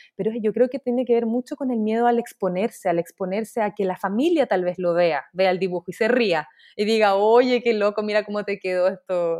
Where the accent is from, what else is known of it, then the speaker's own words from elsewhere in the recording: Chile; moved away as an adult; also born or lived in Dubai, United Arab Emirates; now in New York, United States; yo soy eh, artista chilena. Eh, en estos momentos estoy viviendo en Dubái